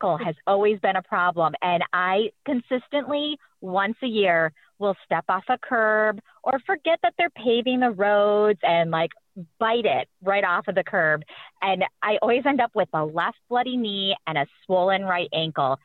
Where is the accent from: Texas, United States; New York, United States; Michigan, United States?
Michigan, United States; now in Florida, United States; I'm from Michigan